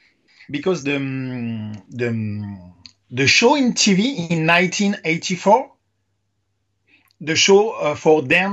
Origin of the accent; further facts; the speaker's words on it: Paris, Île-de-France, France; English is a second language; I'm from Paris.